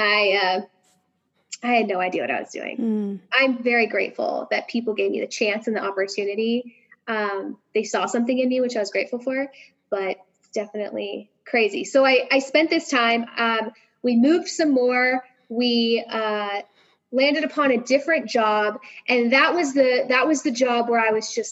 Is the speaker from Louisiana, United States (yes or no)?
no; Sierra Nevada, Northern California, United States; also born or lived in Bay Area, California / San Diego, California; I'm born and raised in the Sierra Nevada. So I'm from Northern California